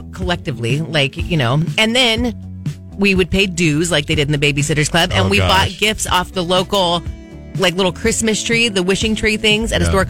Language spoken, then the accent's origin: English; United States; I'm American.